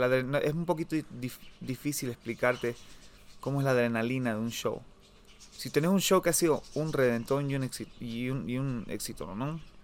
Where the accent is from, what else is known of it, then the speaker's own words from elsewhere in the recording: Bolivia; soy boliviano, soy boliviano